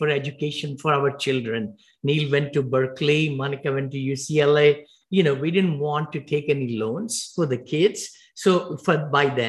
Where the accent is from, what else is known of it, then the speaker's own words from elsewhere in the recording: India; moved away as an adult; now in Danville, United States; I came from India with $7 in my pocket